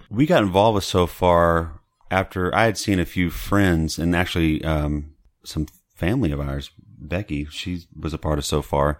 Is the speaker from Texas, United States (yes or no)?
yes; Beaumont, Texas, United States; now in Dallas, United States; I'm from Southeast Texas mm-hmm. and Beaumont